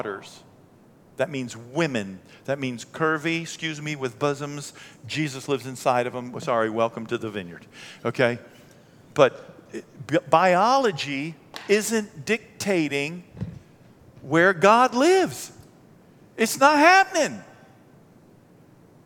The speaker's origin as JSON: {"language": "English", "country": "United States", "tie": "born or raised there", "said": "born and raised in America"}